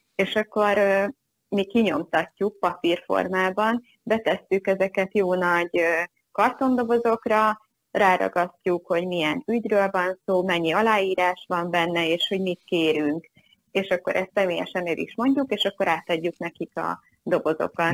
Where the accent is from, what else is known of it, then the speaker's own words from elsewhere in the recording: Hungary; magyar vagyok